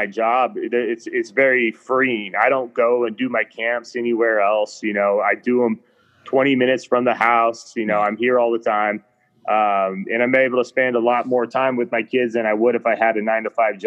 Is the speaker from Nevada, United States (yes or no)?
yes; Reno, Nevada, United States; I grew up in Reno, Nevada, kind of in the mountains.